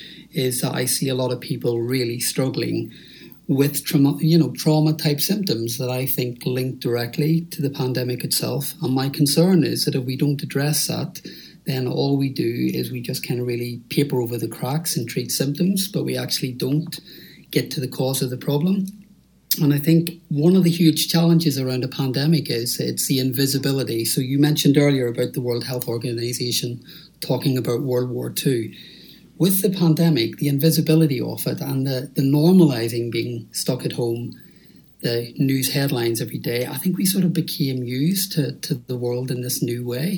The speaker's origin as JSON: {"language": "English", "region": "Northern Ireland", "country": "United Kingdom", "tie": "born or raised there", "said": "I grew up in Northern Ireland during the Troubles"}